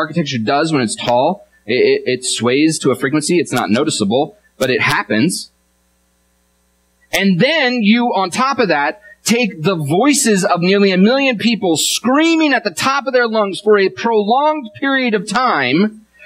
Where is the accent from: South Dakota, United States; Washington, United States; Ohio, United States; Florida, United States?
Washington, United States; I'm from Washington, and so I'm a fan of the Seahawks